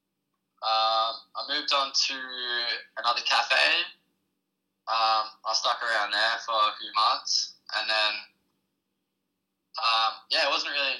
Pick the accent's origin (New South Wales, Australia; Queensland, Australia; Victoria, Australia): Victoria, Australia; Torquay; also born or lived in Melbourne; I was born in Melbourne, but I moved down to Torquay when I was about 4 or 5 years old to start primary school